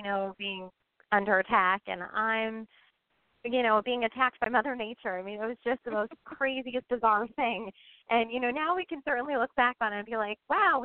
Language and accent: English; Pennsylvania, United States; moved away as an adult; also born or lived in Oklahoma; now in New Jersey, United States; I hail from Pennsylvania